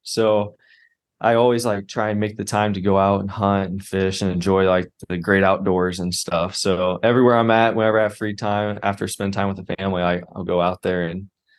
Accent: Indiana, United States; moved away; also born or lived in Tampa, Florida / San Antonio, Texas; I'm from Indiana.

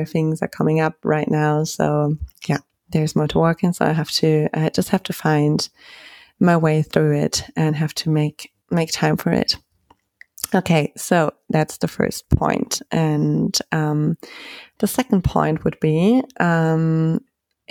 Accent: Germany; moved away; I'm from Germany

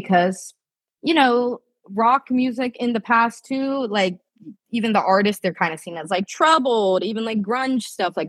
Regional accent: Japan; now in United States; like I come from Japan where like drug usage is very low.

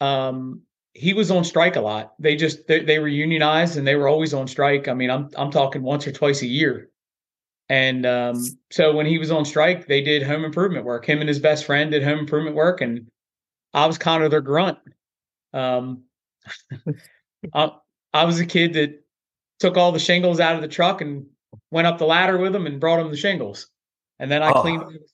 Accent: Earlville, Maryland, United States; So I was born and raised in Earlville, Maryland.

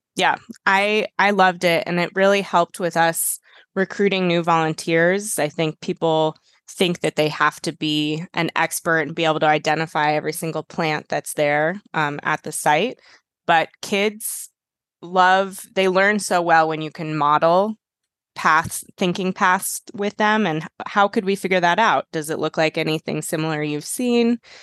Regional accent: Boulder, Colorado, United States; moved away as an adult; I grew up in Boulder

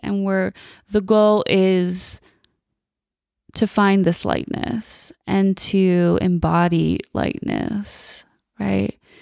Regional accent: Chicago, Illinois, United States; moved away as an adult; now in Las Vegas, United States; So I'm originally from the Chicagoland area. Was born and raised there until I was about twenty-five.

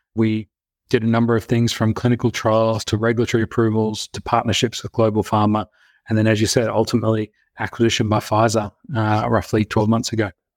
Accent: Brisbane, Queensland, Australia; also born or lived in United States; I grew up here in Brisbane, Australia

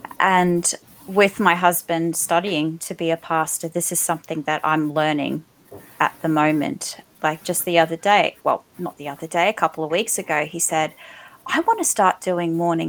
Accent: Australia; like the ultimate joy of being Australian is snags at Bunnings.

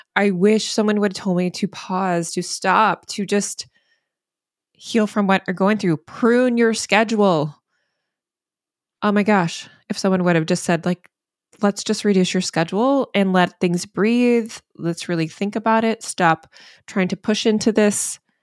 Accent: the South, United States; now in Maine, United States; I'm from the South

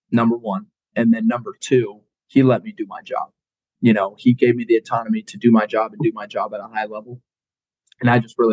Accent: Colorado, United States; No, actually, I grew up in Colorado.

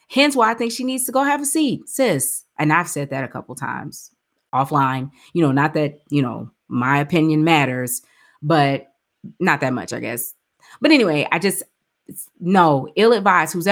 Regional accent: Texas, United States; I wish that someone like a …, we're both from Texas.

